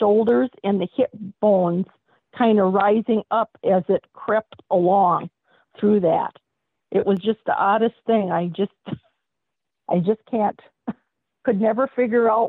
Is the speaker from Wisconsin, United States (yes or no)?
yes; Wisconsin, United States; I'm from Wisconsin and we're America's Dairyland